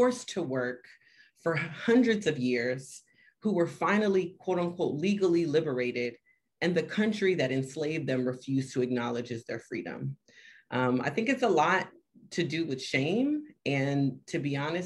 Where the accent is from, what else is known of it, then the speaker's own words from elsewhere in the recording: Miami, Florida, United States; moved away as an adult; now in Washington, D.C., United States; I'm from Miami, Florida. I live technically in DC, but I bounce between Miami and DC